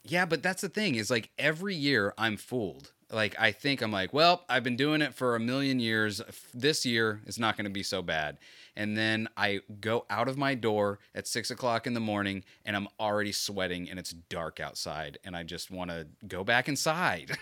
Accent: Florida, United States; I was born and raised in Florida.

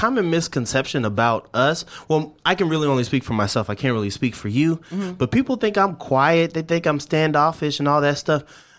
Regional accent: Twentynine Palms, California, United States; also born or lived in the South; 29 Palms. That's right. My hometown is a military town. So I found myself being a California boy, even though we moved around a lot.

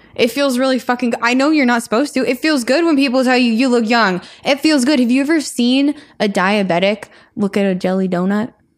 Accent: Colorado, United States; moved away; I am from Colorado, and we don't, nobody in Colorado ever dresses up

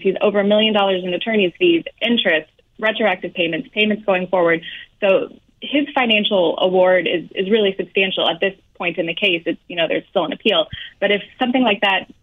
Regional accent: Kansas City, Missouri, United States; I'm from Kansas City, 100%

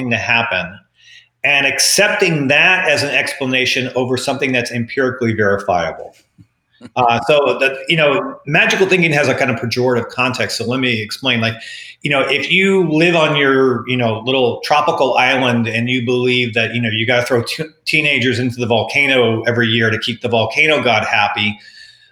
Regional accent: Texas, United States; moved away; I'm from Texas and I have enough relatives back in Texas

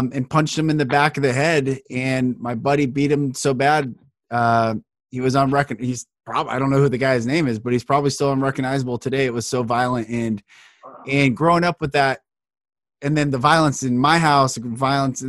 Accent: Marysville, Washington, United States; I grew up in Marysville up north of Seattle

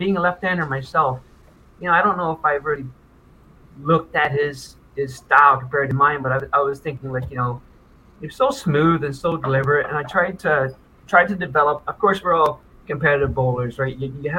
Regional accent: Nova Scotia, Canada; Yeah, I came from Nova Scotia, …, yeah.

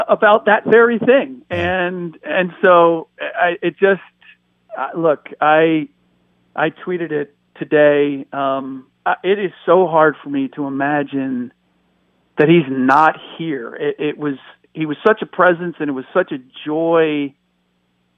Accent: United States; first language German; English is a second language; I'm a first generation American.

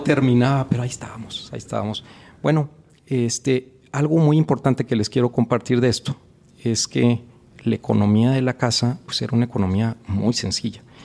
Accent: Cuatro Ciénegas, Coahuila, Mexico; moved away as an adult; also born or lived in Mexico City; yo vengo de un pueblo muy chiquito, que se llama Cuatro Ciénegas, Coahuila en el norte del país.

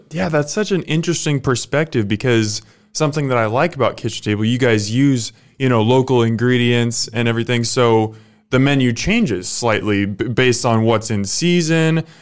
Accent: Omaha, Nebraska, United States; I'm from Omaha, I love Omaha

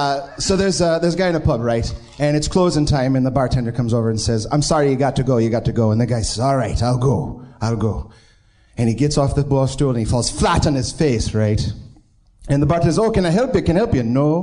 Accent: Binghamton, New York, United States; now in Pittsburgh, United States; Originally, I'm from Binghamton, New York, but now I live in Pittsburgh.

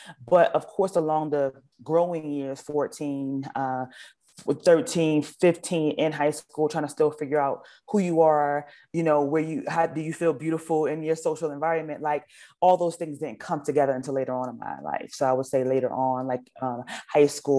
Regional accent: Philadelphia, Pennsylvania, United States; So I actually lived in North Philly. I'm from North Philadelphia. And Freedom Theater was in my neighborhood

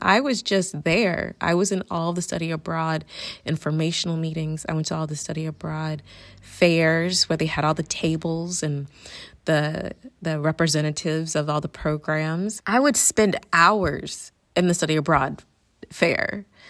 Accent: Suwanee, Georgia, United States; moved away as an adult; also born or lived in Atlanta / Florida; now in Barcelona, Spain; I'm from Suwannee, Georgia

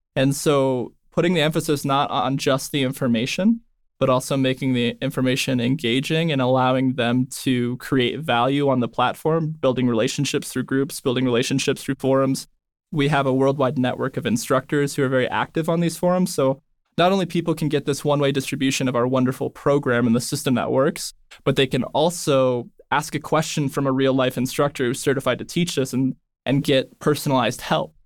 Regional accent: Northern California, United States; I grew up in Northern California

